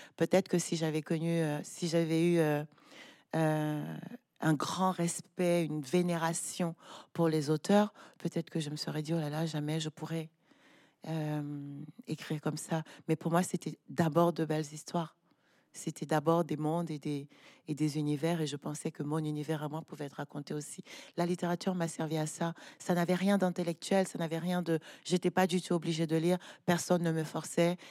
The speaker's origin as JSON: {"language": "French", "town": "Douala", "region": "Littoral", "country": "Cameroon", "tie": "born or raised there", "said": "grandi à Douala, je suis allée à l'école à Douala"}